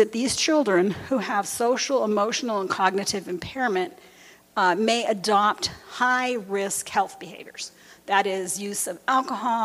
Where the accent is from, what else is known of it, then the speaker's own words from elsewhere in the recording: near Los Angeles, California, United States; where I grew up near Los Angeles, in the gang neighborhood